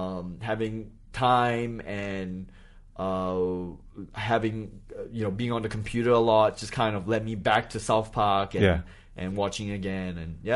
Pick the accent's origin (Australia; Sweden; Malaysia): Malaysia; born there; also born or lived in New Hampshire; I was born in Malaysia, and then my parents went to college very late in life.